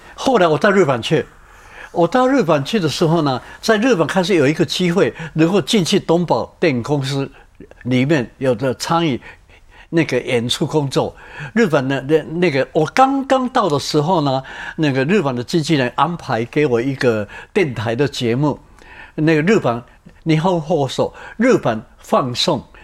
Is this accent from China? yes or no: no; Taiwan; moved away as an adult; also born or lived in Japan; 我是台湾来的